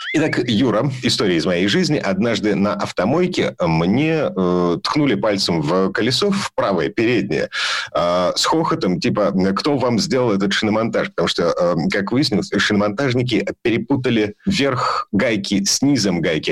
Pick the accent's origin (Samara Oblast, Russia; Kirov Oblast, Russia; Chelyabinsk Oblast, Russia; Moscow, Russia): Kirov Oblast, Russia; Kirov; now in Saint Petersburg, Russia; у меня на родине в городе Кирове.